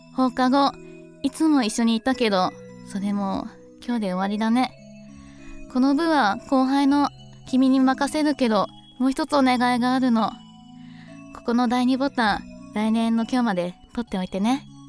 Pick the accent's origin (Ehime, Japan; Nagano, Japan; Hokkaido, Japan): Hokkaido, Japan; 北海道産のロックンガール